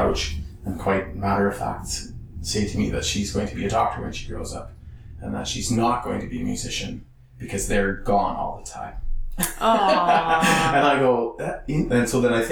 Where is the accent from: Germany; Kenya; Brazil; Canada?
Canada; Saskatchewan; moved away; I'm from Saskatchewan